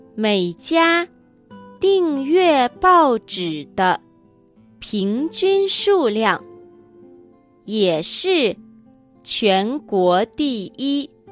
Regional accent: Liaoning, China; moved away; 私のふるさと、辽寧省、遼寧省

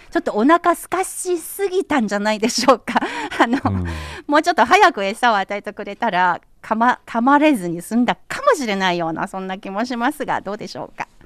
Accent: Anhui, China; now in Beijing, China; 中国安徽省私のふるさと

